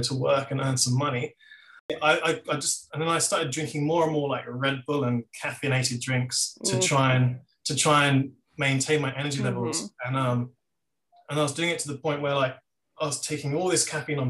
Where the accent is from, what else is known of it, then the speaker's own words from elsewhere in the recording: Sussex, South East England, United Kingdom; moved away as an adult; also born or lived in London; now in Australia; I grew up in Sussex, on the south coast of England.